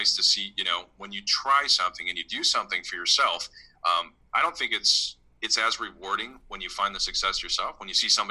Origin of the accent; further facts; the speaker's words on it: Midwest, United States; I grew up in the Midwest